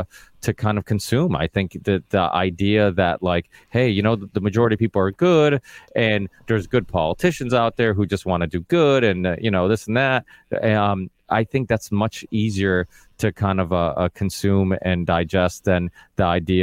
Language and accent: English; Portugal; now in Massachusetts, United States; I live in a blue state. Like I said, I was originally from Portugal, but we moved to Massachusetts.